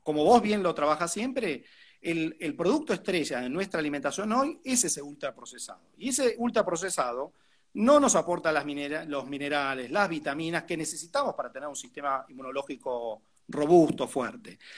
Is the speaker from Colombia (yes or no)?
no; Argentina; nuestro país